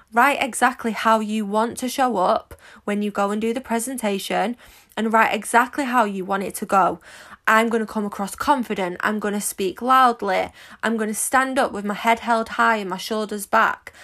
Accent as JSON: {"language": "English", "town": "Manchester", "region": "North West England", "country": "United Kingdom", "said": "you might be able to tell from my accent, but I'm quite common. I'm from Manchester"}